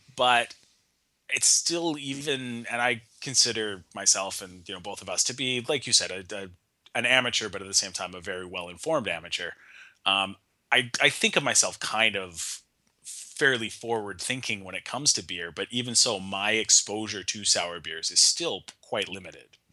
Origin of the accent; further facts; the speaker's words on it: Nanaimo, British Columbia, Canada; my hometown in Nanaimo